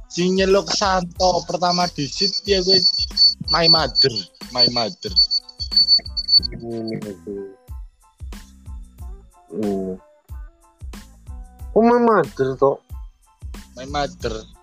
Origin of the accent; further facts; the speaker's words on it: Karangnanas, Central Java, Indonesia; saya dari Karangnanas, RT 4 RW 4, depan Puri dua Karangnanas.